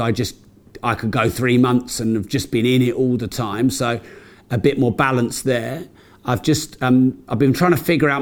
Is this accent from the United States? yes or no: no; United Kingdom; we're British